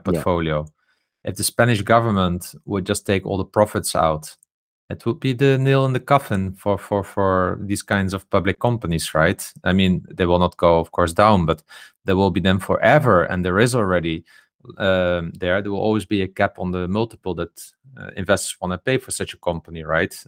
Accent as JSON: {"language": "English", "country": "Netherlands", "said": "I come from the Netherlands"}